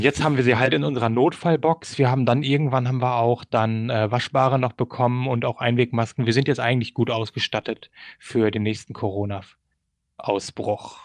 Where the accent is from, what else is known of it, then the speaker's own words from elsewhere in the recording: Germany; also born or lived in Sumida, Tokyo, Japan; now in Tokyo, Japan; wir kommen halt aus Deutschland